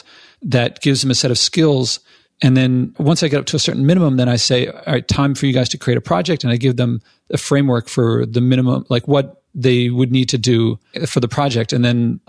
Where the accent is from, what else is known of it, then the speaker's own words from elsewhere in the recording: Philadelphia, Pennsylvania, United States; now in New York, United States; I'm from Philadelphia